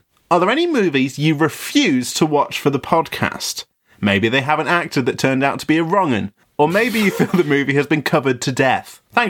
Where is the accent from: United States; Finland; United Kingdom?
United Kingdom; an actual British person